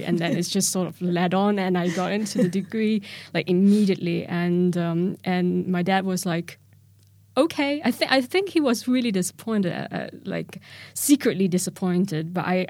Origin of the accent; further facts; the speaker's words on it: Kuala Lumpur, Malaysia; now in London, United Kingdom; So that was really sort of ingrained in me when I came from Kuala Lumpur here to London.